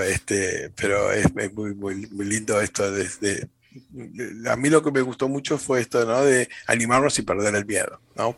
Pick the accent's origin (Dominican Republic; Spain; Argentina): Argentina; en Argentina, desde las cataratas del Iguazú, en el norte de nuestro país